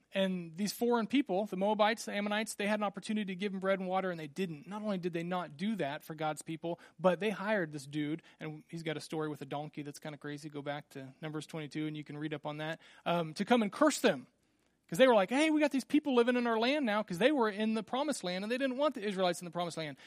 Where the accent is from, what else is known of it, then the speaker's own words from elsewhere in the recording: Randolph, Kansas, United States; growing up in Little Randolph, Kansas, we had twenty-three people in my class